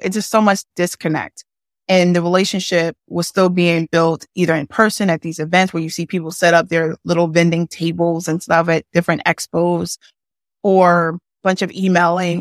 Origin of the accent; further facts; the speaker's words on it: Philadelphia, Pennsylvania, United States; I'm born and raised in Philadelphia